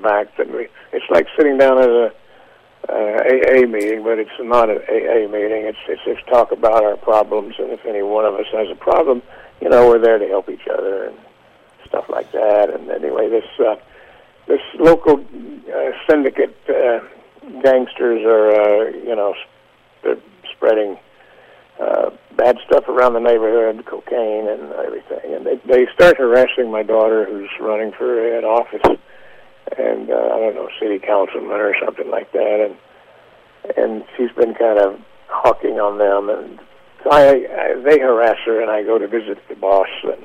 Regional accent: United States; moved away as an adult; also born or lived in Kentucky / Tennessee; I was raised there in Kentucky and Tennessee

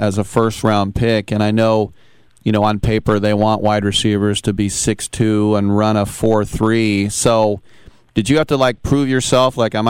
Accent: Oakland, California, United States; Growing up in Oakland as a kid

